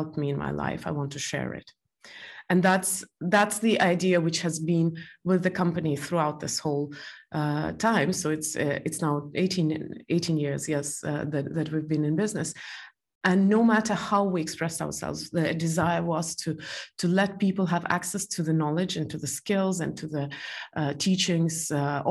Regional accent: Estonia; also born or lived in Belarus; I'm originally from Estonia, but I was born in Belarus

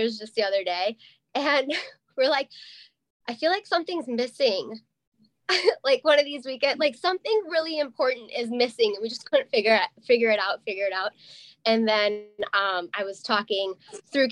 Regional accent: Madison, Wisconsin, United States; moved away as an adult; also born or lived in Milwaukee, Wisconsin; now in northern Wisconsin, United States; I grew up in Madison, like that's where I went to high school

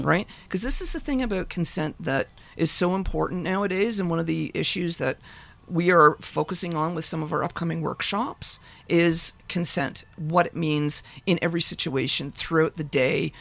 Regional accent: Ontario, Canada; I grew up in Ontario.

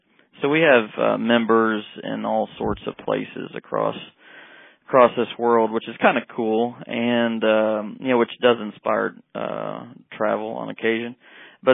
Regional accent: North Texas, United States; I grew up in Texas

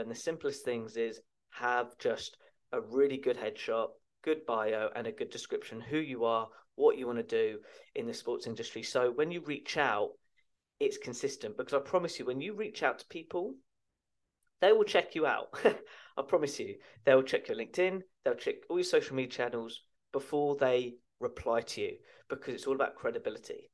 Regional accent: Chertsey, South East England, United Kingdom; my local gym where I was brought up in Chertsey Addlestone in Surrey in the United Kingdom

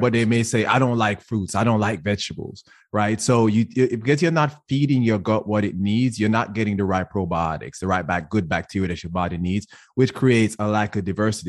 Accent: Jamaica; first language English; moved away as an adult; I was born and raised in Jamaica.

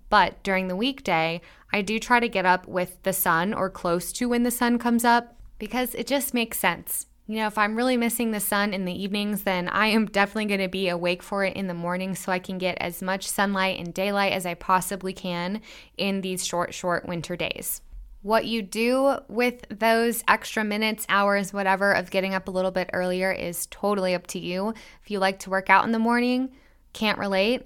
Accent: Midwest, United States; I'm from the Midwest, and we have some gnarly winters

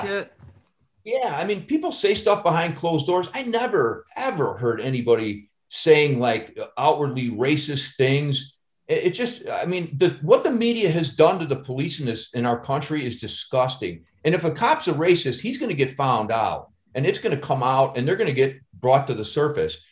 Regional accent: Chicago, Illinois, United States; I'm from Chicago

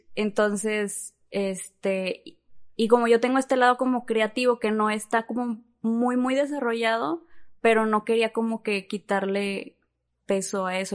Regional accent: Monterrey, Nuevo León, Mexico; first language Spanish; soy aquí de Monterrey

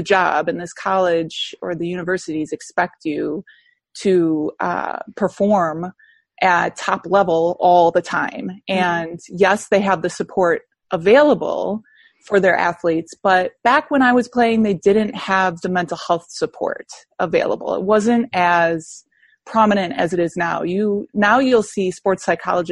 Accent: Wisconsin, United States; moved away as an adult; also born or lived in South Carolina; I'm from Wisconsin

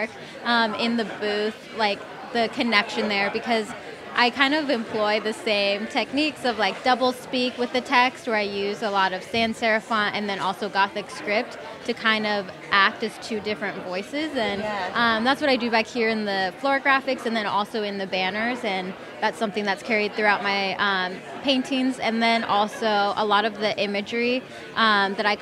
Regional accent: Los Angeles, California, United States; growing up, I grew up

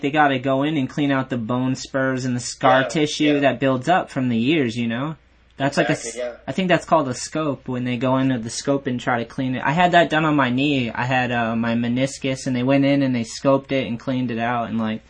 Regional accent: New England, United States; Yeah, I'm from this area. So

